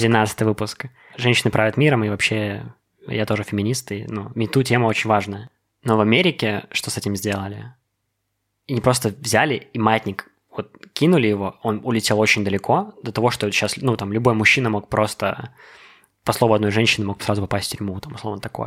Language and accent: Russian; Belarus; also born or lived in United States; Я горд тем, что я белорус, что я здесь родился